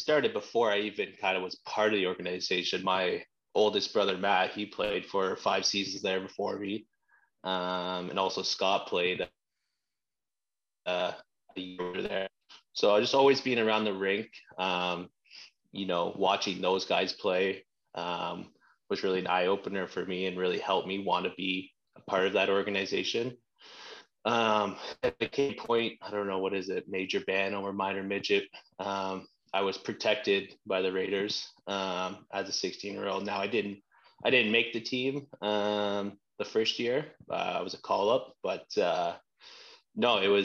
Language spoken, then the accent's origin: English; Ottawa, Ontario, Canada; I'm a Nepean boy from Barrhaven.